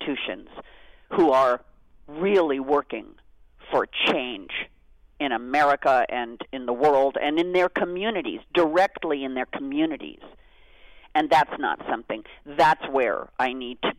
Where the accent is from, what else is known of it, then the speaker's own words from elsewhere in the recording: Beverly Hills, California, United States; I grew up in Beverly Hills, California.